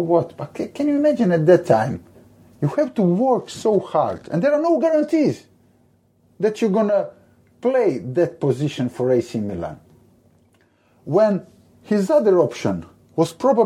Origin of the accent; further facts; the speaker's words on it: Split, Split-Dalmatia County, Croatia; English is a second language; my hometown, Split.